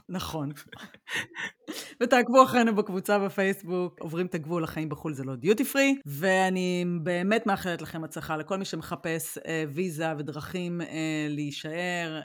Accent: Israel; moved away as an adult; אני חוזרת לישראל

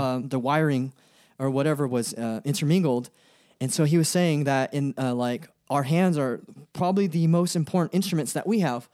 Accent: Stockton, California, United States; also born or lived in Sacramento; I grew up in Stockton. I was born in, I was born in Stockton.

